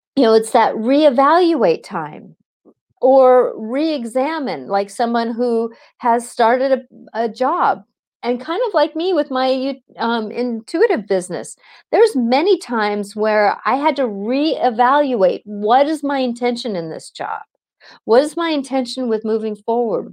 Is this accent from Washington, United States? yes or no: yes; Seattle, Washington, United States; I was in the Seattle busing situation, and so either I went to the Catholic school that was down the block, or I was bused an hour and a half